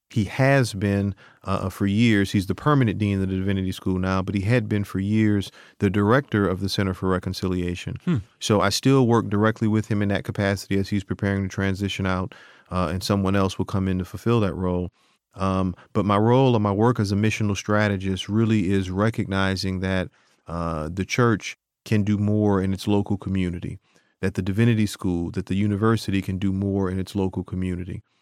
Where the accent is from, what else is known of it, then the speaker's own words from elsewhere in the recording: New Orleans, Louisiana, United States; I'm from New Orleans.